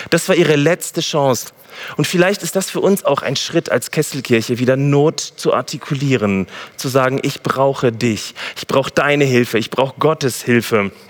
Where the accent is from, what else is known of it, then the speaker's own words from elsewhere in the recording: Gütersloh, North Rhine-Westphalia, Germany; ich komme aus Gütersloh